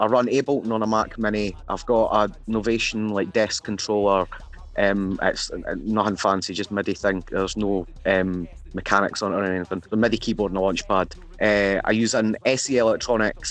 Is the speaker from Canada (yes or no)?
no; Fife, Scotland, United Kingdom; rapping in my own accent